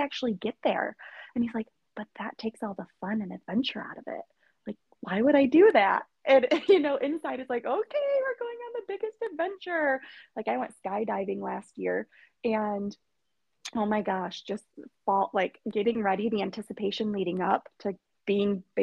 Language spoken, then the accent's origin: English; Michigan, United States; from Michigan